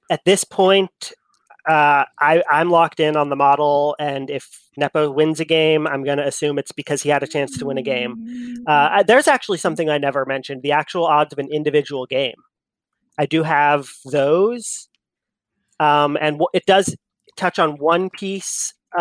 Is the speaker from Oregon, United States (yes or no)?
yes; Eugene, Oregon, United States; Born and raised in Eugene, Oregon